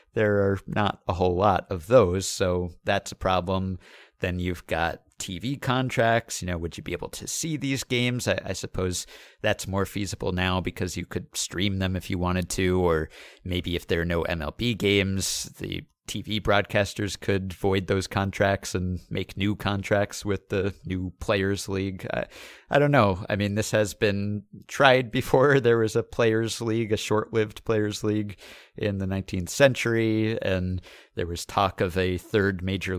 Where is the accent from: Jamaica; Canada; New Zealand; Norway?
Canada; which, as a Canadian, would be a big boost to NBA popularity here.